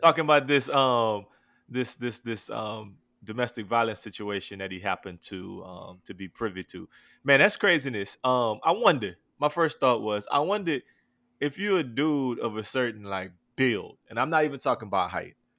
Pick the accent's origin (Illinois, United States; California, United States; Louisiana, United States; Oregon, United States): Louisiana, United States; New Iberia; I'm from New Iberia, Louisiana